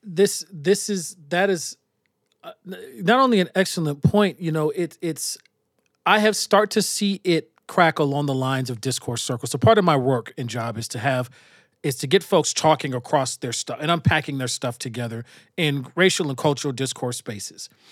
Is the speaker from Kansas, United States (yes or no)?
no; Minnesota, United States; I was from Minnesota